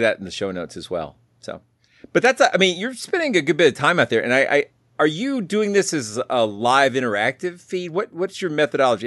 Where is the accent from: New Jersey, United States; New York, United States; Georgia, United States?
Georgia, United States; Atlanta; I'm from the Atlanta area, and Atlanta shuts down at night